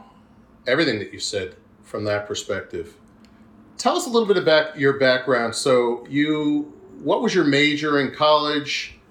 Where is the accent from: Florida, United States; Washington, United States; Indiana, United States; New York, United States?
New York, United States; Huntington; also born or lived in Brooklyn, New York; I was born in Brooklyn, but I was raised in Huntington, Long Island.